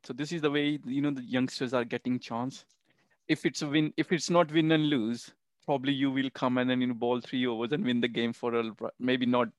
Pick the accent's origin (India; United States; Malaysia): India; now in United Kingdom; I still remember my first match in UK, so when I came from India.